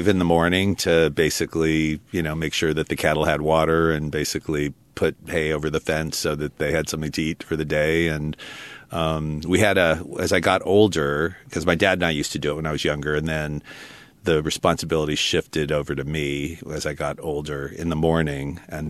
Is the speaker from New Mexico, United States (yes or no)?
yes; Albuquerque, New Mexico, United States; also born or lived in Utah / China Lake, California; So I was born in Albuquerque. And then we left for a period of time when I was really young, where my dad went to University of Utah for a graduate degree. Came out to China Lake.